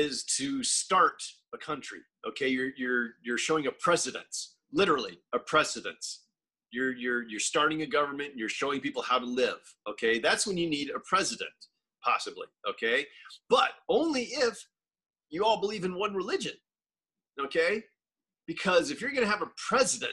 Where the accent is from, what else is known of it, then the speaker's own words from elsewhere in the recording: Destin, Florida, United States; moved away; That's where I'm from, dude. I'm from Florida. I'm from the panhandle of Florida, okay? Destin, Florida